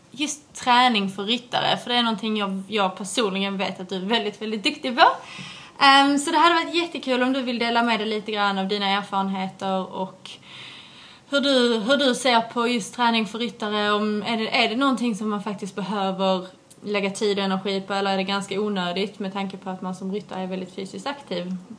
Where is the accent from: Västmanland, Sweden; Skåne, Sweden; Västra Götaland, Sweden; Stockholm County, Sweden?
Skåne, Sweden; moved away as an adult; also born or lived in Vellinge; now in England; Jag har varit hemma i Sverige